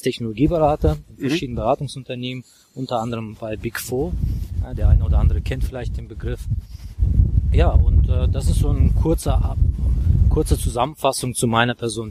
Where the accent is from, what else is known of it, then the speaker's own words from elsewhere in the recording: Baku, Azerbaijan; German is a second language; moved away as an adult; also born or lived in Worms / Brisbane, Australia / Frankfurt; now in Germany; ich äh, komme ursprünglich aus Aserbaidschan, aus Baku. Baku ist Hauptstadt von Aserbaidschan. Ich kam mit 18 Jahren nach Deutschland